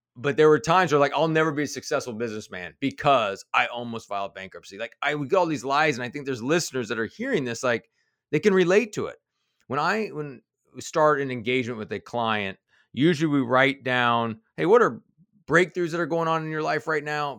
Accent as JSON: {"language": "English", "town": "Kansas City", "region": "Missouri", "country": "United States", "tie": "born or raised there", "also_born_or_lived": "Denver", "moved": "yes", "lives_now": "Cincinnati, United States", "said": "I was born in Denver, but I grew up in Kansas City, and, and actually now I live in Cincinnati."}